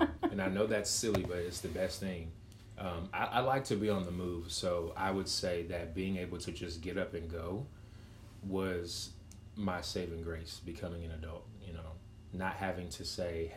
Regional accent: Waco, Texas, United States; I'm from Waco

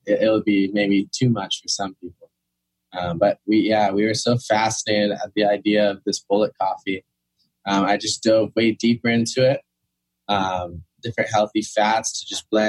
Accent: Kauai, Hawaii, United States; moved away as an adult; also born or lived in New York City, United States / North Shore, Oahu, United States; I was raised on Kauai

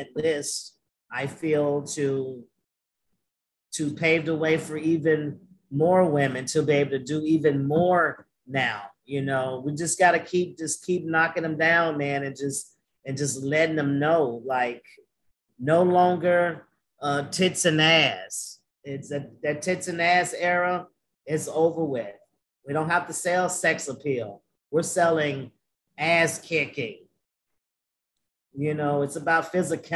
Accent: the South, United States; I'm from the South, bro. I'm from the South

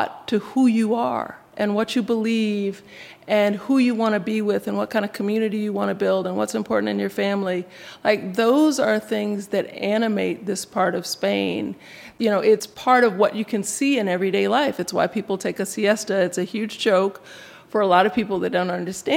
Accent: United States; I claimed American. Like, nope, I'm American

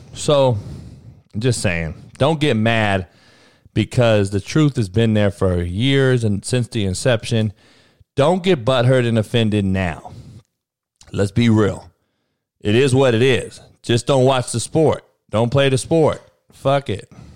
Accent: Compton, California, United States; I was the only white boy growing up in Compton during the eighties and nineties

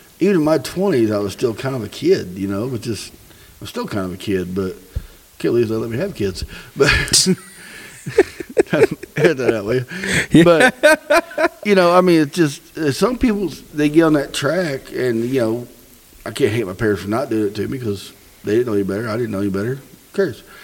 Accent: Missouri, United States; I grew up in Missouri

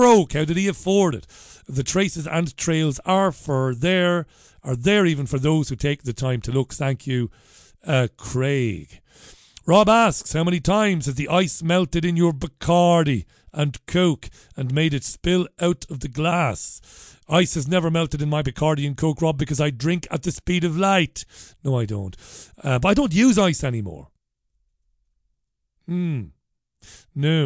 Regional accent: Ireland; now in Salford, United Kingdom; as an Irishman, we both of us are Irish

